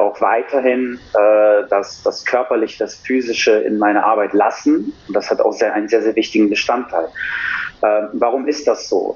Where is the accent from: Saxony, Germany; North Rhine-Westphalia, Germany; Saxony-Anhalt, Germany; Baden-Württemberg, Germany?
North Rhine-Westphalia, Germany; Cologne; Ich bin 40, komme aus Köln